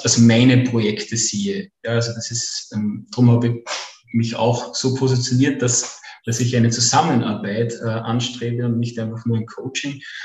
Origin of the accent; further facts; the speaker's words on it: Upper Austria, Austria; komme aus dem wunderschönen Oberösterreich.